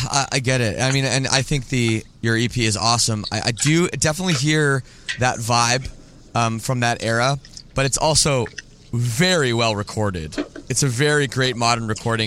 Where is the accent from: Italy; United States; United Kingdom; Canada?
Canada; Oakville, Ontario; also born or lived in Scarborough, Toronto; I grew up in Oakville. Uh, area, like uh, you know, the western suburbs of of Toronto.